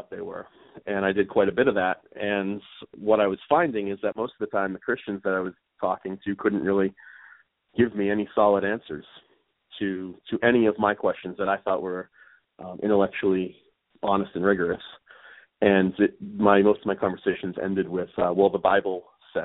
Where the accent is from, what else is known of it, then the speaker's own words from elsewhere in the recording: Plymouth, Massachusetts, United States; accent: Northeast; I was raised in Massachusetts, a town called Plymouth, about 35 minutes south of Boston